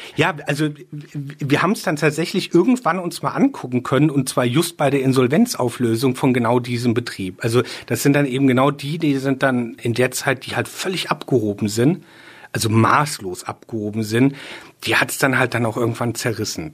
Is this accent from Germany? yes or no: yes; Rheinhessen, Rhineland-Palatinate, Germany; ich bin sehr ähm, rein Hessen verbunden. Da ist hier ist schon so auch meine Heimat